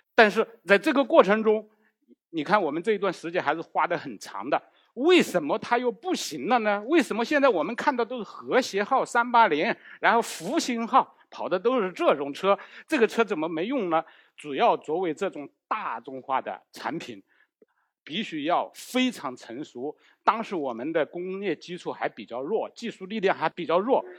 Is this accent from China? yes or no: yes; China; 我们中国人不习惯用四，这个不吉利